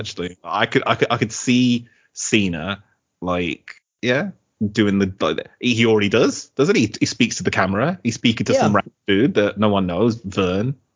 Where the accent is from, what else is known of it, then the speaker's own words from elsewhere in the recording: Middlesex, London, United Kingdom; I was born in Middlesex